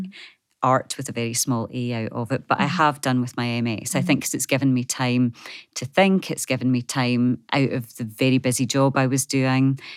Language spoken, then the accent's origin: English; Scotland, United Kingdom; moved away as an adult; also born or lived in Wisconsin, United States; growing up in a small community in Scotland